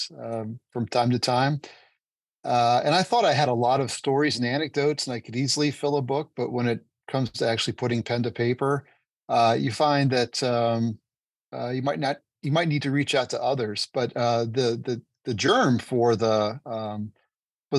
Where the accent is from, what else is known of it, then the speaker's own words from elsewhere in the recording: New Jersey, United States; moved away as an adult; also born or lived in New York City / San Diego; I grew up in New Jersey and went to school in New Jersey, New York City